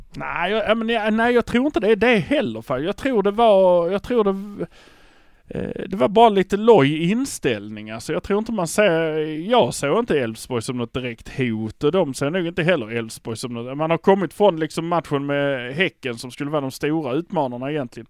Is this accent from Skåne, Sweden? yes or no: yes; Malmö, Skåne, Sweden; vi är från Malmö